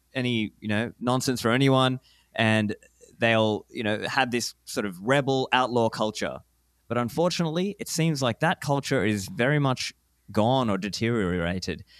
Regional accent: Australia; moved away as an adult; also born or lived in Sri Lanka; now in Dubai, United Arab Emirates; I was born in Sri Lanka, grew up in Australia. I am an Australian citizen

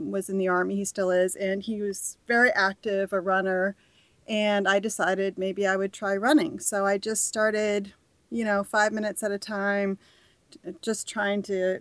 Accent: Canada; moved away as an adult; now in United States; I grew up in Canada

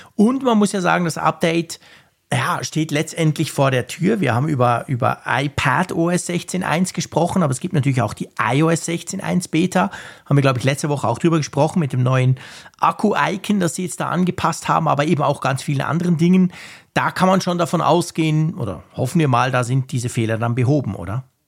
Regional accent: Switzerland

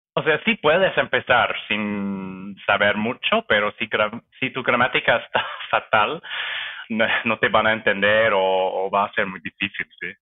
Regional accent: near Vancouver, British Columbia, Canada; Spanish is a second language; moved away as an adult; now in Toronto, Canada; soy canadiense, nací eh, cerca de Vancouver, en los suburbios, y crecí allá también. Eh, me mudé a Toronto hace siete años.

